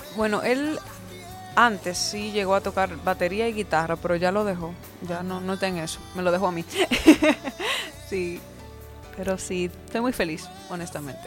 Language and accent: Spanish; Dominican Republic; me, pegué primero en mi país